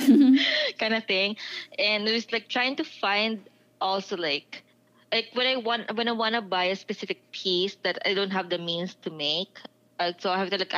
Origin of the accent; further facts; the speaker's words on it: Philippines; now in United States; being Filipino, like, yeah, I'm Asian